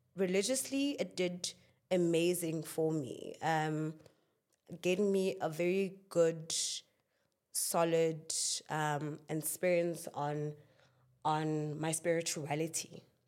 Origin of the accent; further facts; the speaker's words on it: Klerksdorp, North West, South Africa; I am from Northwest in Clarksdorp, in a little township called Kuma.